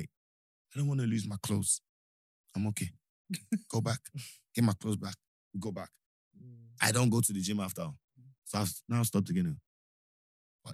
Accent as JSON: {"language": "English", "country": "Nigeria", "tie": "born or raised there", "moved": "yes", "lives_now": "United Kingdom", "said": "I'm a Nigerian first before anything. British, yes"}